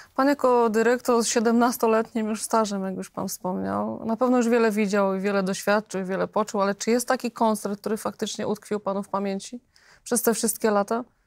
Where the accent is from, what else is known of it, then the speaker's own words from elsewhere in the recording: Poznań, Greater Poland, Poland; my tutaj poznaniacy Wielkopolanie